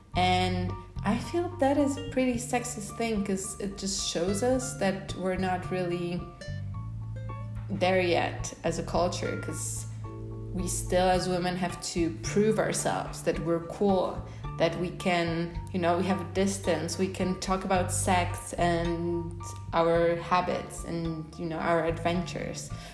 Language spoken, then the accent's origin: English; Poland; moved away as an adult; also born or lived in United States; now in Oaxaca, Mexico; I'm originally from Poland, so I'm pretty white